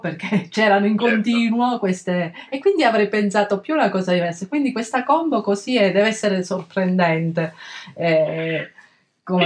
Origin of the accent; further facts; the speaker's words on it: Calabria, Italy; nel mio paese una volta c'era questa festa che chiama, si chiama, c'è ancora Santa Liberata, ma all'epoca veramente venivano fedeli da tantissime parti della, della, Calabria